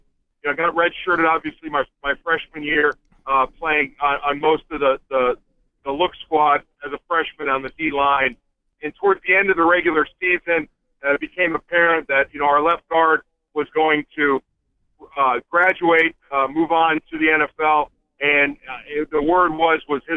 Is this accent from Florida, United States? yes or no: yes; Fort Lauderdale, Florida, United States; moved away; also born or lived in Michigan; growing up in Florida